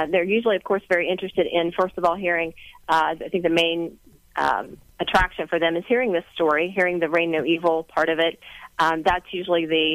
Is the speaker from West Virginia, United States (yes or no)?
yes; West Virginia, United States; I'm from West Virginia